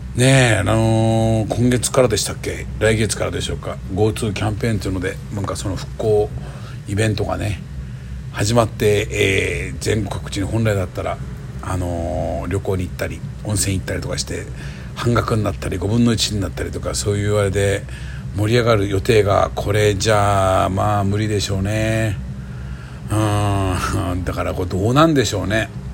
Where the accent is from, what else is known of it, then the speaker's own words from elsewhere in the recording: Miyazaki, Japan; now in Tokyo, Japan; 僕の地元の宮崎の高千穂線